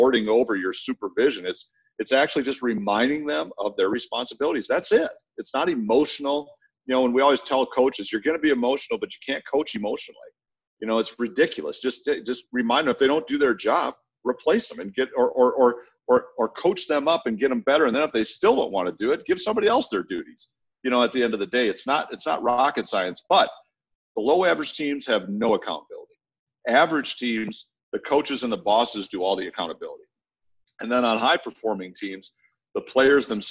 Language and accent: English; Minnesota, United States; I grew up in Minnesota, in the Midwest